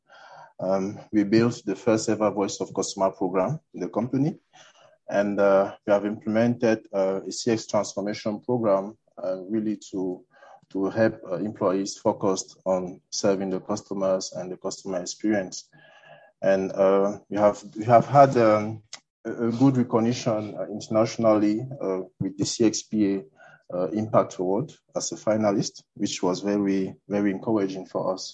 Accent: Cameroon; I'm from Cameroon.

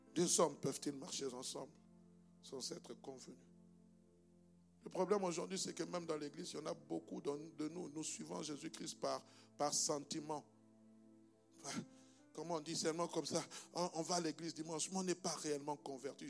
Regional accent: DR Congo; also born or lived in Belgium; now in Brussels, Belgium; comme moi. Moi, je viens de la République démocratique du Congo, RDC

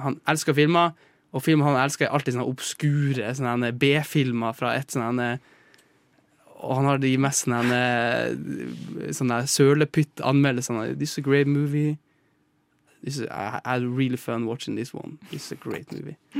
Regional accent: Northern Norway, Norway; vi i Nord-Norge

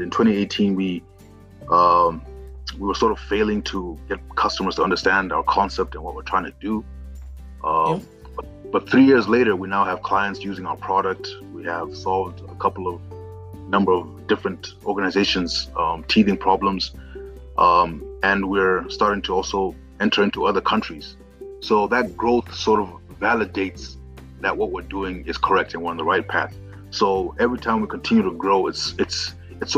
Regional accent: Zimbabwe; now in Kenya; I've worked in Kenya for many years, but I'm originally from Zimbabwe.

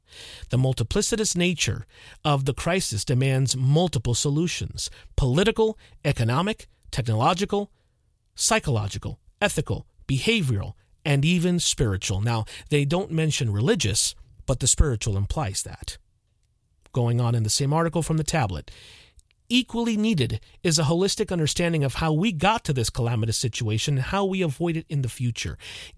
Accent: Deep South, United States; When I was young, growing up in the Deep South, stores and businesses closed at 5 or 6 p.m. and were not open on Sundays.

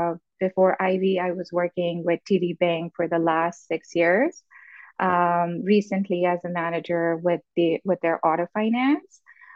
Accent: Pakistan; moved away as an adult; now in Canada; I was born and raised in Pakistan. I came to Canada almost 10 years back, and I moved here with my parents and siblings.

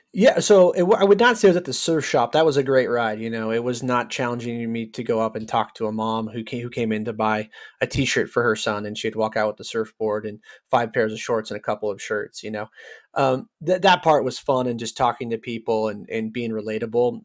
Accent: Cloverdale, California, United States; moved away as an adult; also born or lived in Georgia; now in Texas, United States; I grew up in the last city in Sonoma County

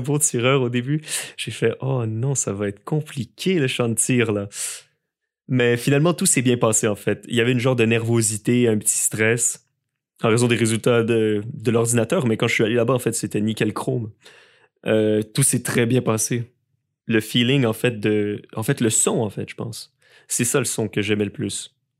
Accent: Montreal, Quebec, Canada; also born or lived in Lévis; je suis originaire de Montréal

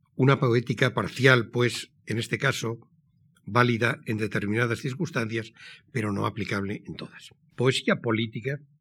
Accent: San Sebastián, Basque Country, Spain; Nací en San Sebastián, en la mustia Donostia de posguerra, el 23 de julio de 1940.

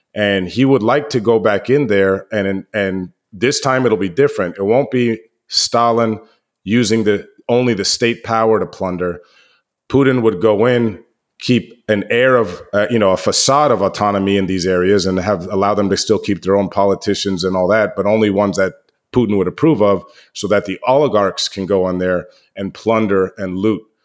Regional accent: United States; I'm American

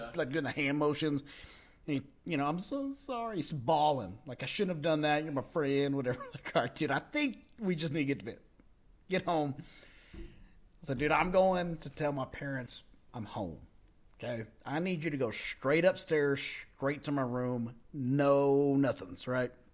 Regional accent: Texas, United States; we're from Texas or we're in the South

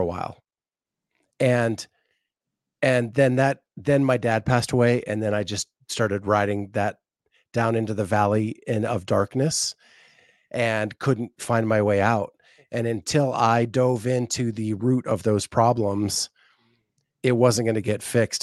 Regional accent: Appalachian Mountains, United States; also born or lived in Florida; I grew up in the Appalachian Mountains.

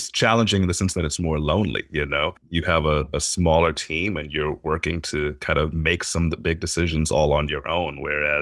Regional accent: Arlington, Virginia, United States; moved away as an adult; also born or lived in Atlanta, Georgia / New York City; now in Minneapolis, United States; I grew up in Arlington, Virginia, so right outside of Washington, D.C.

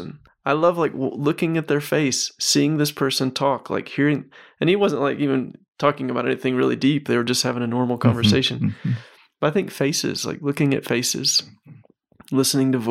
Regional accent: Mississippi, United States; I grew up in Mississippi.

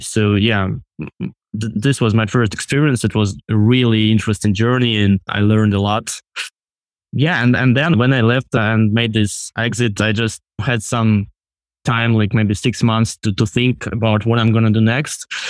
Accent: Russia; moved away as an adult; I'm originally from Russia and lived there until, like, twenty twenty, until when I was thirty-five.

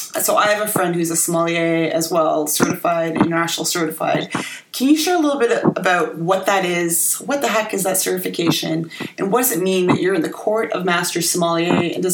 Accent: Ontario, Canada; I grew up in the Niagara region

